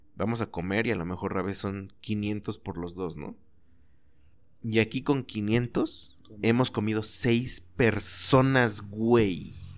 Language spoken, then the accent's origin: Spanish; Chalco, State of Mexico, Mexico; born or raised there; moved away; also born or lived in Zapopan / Guadalajara